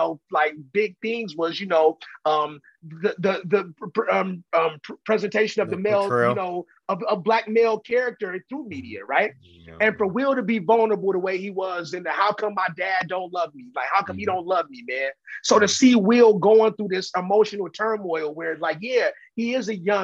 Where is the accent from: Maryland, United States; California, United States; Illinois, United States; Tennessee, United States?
California, United States; Oakland; I'm from Oakland